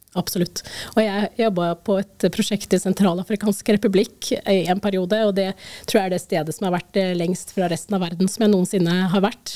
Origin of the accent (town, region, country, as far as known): Norway